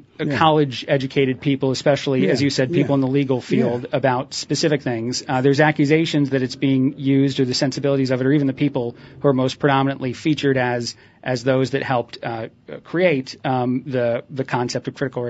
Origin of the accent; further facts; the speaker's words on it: Indiana, United States; also born or lived in New Jersey; because I learned about slavery as a kid growing up in Indiana and in New Jersey are some of the places where I had my education.